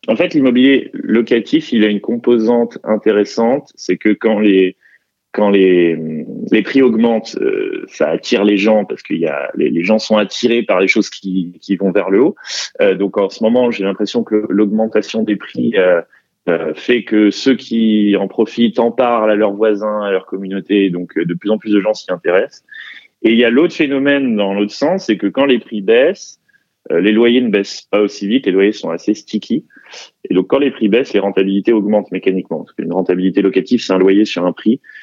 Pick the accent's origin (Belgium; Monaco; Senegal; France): France; Paris, Île-de-France; je suis parisien